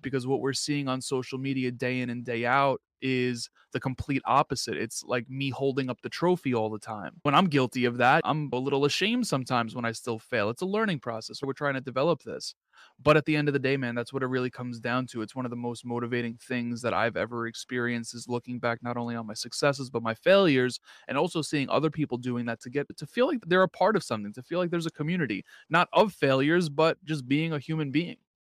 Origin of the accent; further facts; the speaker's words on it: New York, United States; I'm from New York